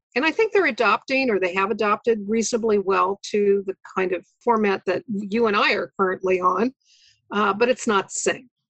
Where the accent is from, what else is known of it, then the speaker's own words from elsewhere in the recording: Lincoln, Nebraska, United States; moved away as an adult; also born or lived in Chicago; was able to take an advantage back in, in Lincoln, which is my hometown